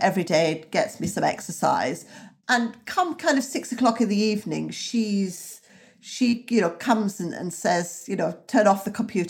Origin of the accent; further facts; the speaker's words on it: the north of England, United Kingdom; So I grew up in the North and I have a lifelong affection for America.